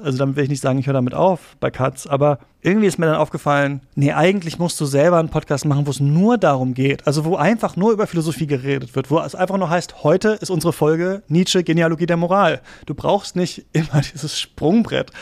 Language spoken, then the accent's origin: German; Lower Saxony, Germany; also born or lived in Halle an der Saale, Saxony-Anhalt; bin ich in Niedersachsen aufgewachsen und zur Schule gegangen